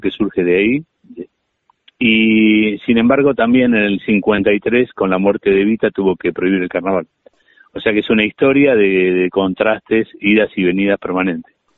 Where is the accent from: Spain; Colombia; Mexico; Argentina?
Argentina; Tigre, Buenos Aires Province; yo soy del municipio de Tigre